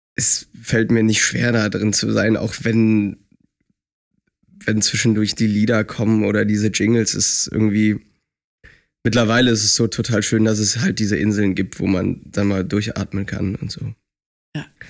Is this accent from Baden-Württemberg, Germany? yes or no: no; Lindlar, North Rhine-Westphalia, Germany; moved away as an adult; also born or lived in Leipzig; now in Düsseldorf, Germany; Ich bin halt auf dem Land aufgewachsen